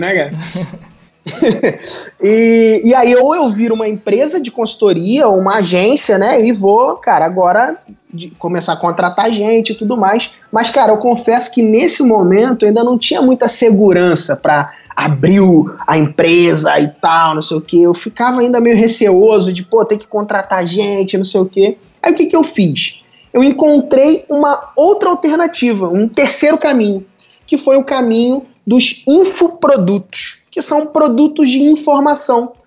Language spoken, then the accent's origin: Portuguese; Cabo Frio, Rio de Janeiro, Brazil; sou de Cabo Frio